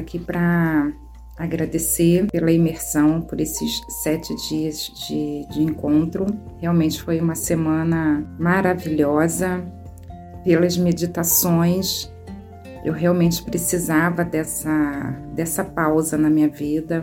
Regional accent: São Paulo, Brazil; sou de São Paulo, capital

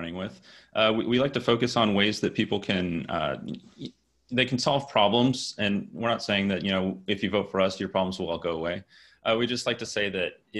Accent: Houston, Texas, United States; I'm from the Houston area. And, you know, have a lot of ties here and grew up in and around

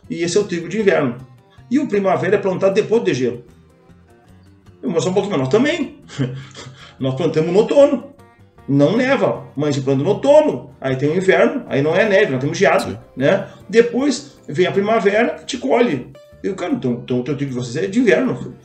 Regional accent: Brazil; eu sou brasileiro, então torço por nós aqui

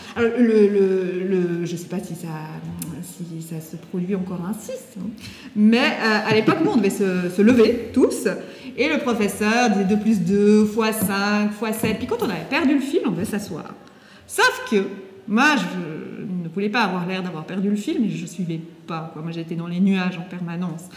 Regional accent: Valais, Switzerland; moved away as an adult; also born or lived in Geneva; now in Lausanne, Switzerland; je suis originaire du Valais

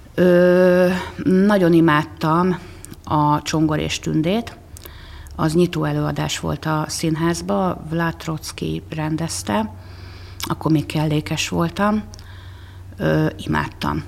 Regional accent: Székesfehérvár, Fejér, Hungary; Sokat megyek azon a lakótelepen, ahol én fölnőttem

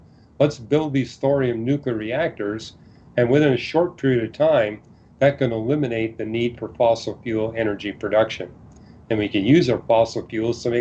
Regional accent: Canada; I was born and raised in Canada

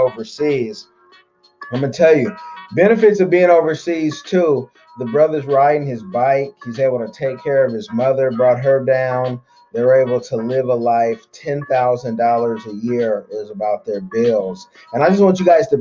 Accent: Oakland, California, United States; I'm from Oakland, California. There was a drug war growing up.

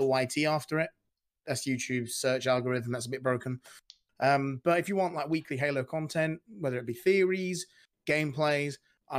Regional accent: United Kingdom; I'm British

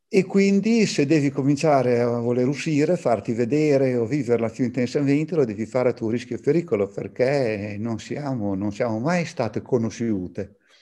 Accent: Bologna, Emilia-Romagna, Italy; sono bolognese

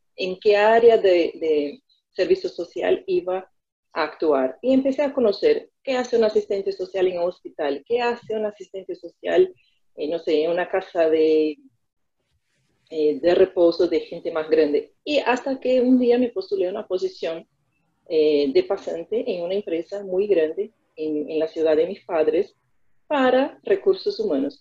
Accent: Americana, São Paulo, Brazil; Spanish is a second language; moved away as an adult; now in Buenos Aires, Argentina; la ciudad de Americana, es eh, donde yo nací y hasta el día de hoy mis padres y mi familia vive ahí

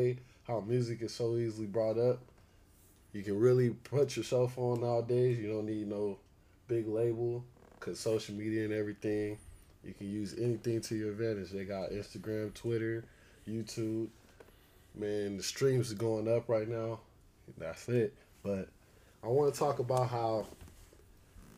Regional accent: Victorville, California, United States; moved away as an adult; also born or lived in Duarte, California; now in Arizona, United States; I'm from Duarte, but I grew up in Victorville, most of the IE. Grew up in IE. Right now I'm in Arizona

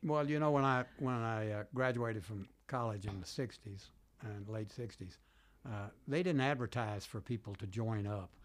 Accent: Birmingham, Alabama, United States; moved away as an adult; also born or lived in Virginia; now in Washington, D.C., United States; I grew up in Birmingham, Alabama

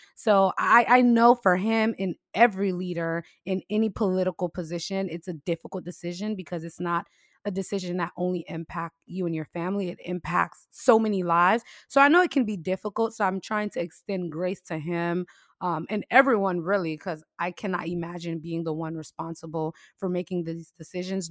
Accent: United States; the U S, we're all about freedoms and liberties

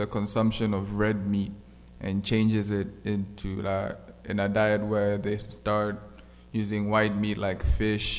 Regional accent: Tanzania; moved away; I'm from Tanzania. It's in East Africa.

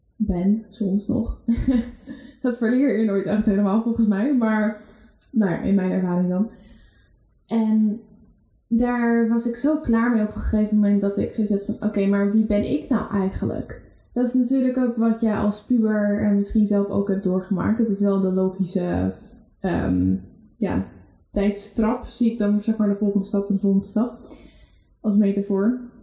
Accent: Netherlands; wij Nederlanders

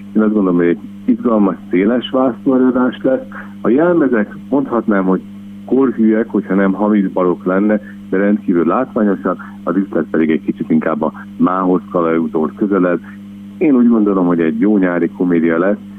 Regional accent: Szeged, Csongrád-Csanád, Hungary; Én természetesen Szegedi lévén

